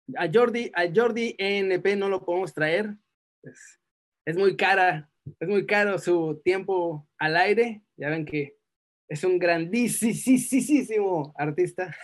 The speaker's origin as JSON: {"language": "Spanish", "country": "Mexico", "moved": "yes", "said": "ser mexicano me llena más de orgullo desde que me fui de México"}